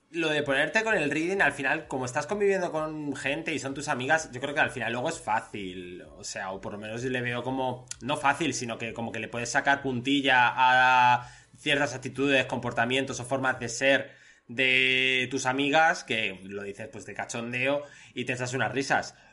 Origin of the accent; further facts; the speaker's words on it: Spain; Yo soy español, mucho español.